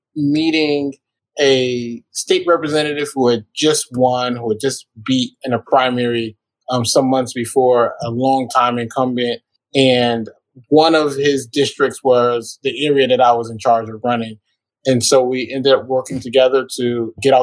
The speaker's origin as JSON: {"language": "English", "town": "New Haven", "region": "Connecticut", "country": "United States", "tie": "born or raised there", "moved": "as an adult", "lives_now": "Pittsburgh, United States", "said": "I'm born and raised in New Haven"}